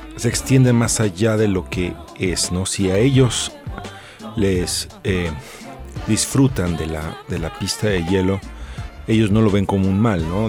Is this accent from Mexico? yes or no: yes; Mexico